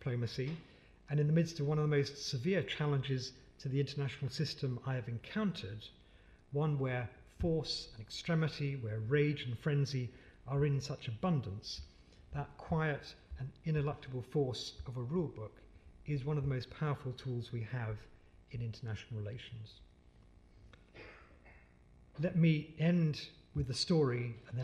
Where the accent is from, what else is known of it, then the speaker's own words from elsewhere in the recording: United Kingdom; also born or lived in Pakistan; as British people